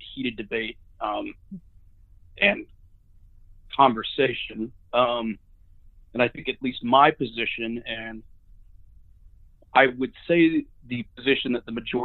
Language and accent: English; Sugar Land, Texas, United States; moved away as an adult; also born or lived in Batesville, Arkansas; now in Sewanee, United States; I grew up in Sugar Land, Texas.